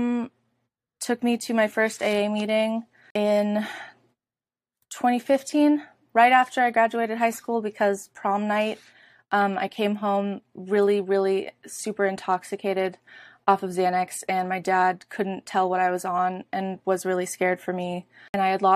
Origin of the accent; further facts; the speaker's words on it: Oakland, California, United States; moved away as an adult; I'm from Oakland, California, born and raised, and I lived there up until about 6 months ago